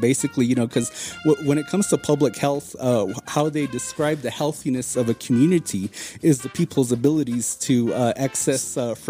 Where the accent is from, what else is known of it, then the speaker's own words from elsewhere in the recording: Arizona, United States; if you grew up on the reservation like we did